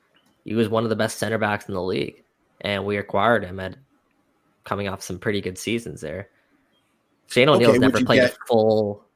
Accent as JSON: {"language": "English", "country": "Canada", "said": "And I think we're Canadian soccer fans, and we can kind of forget about that a little bit because of the rise of the game here in MLS."}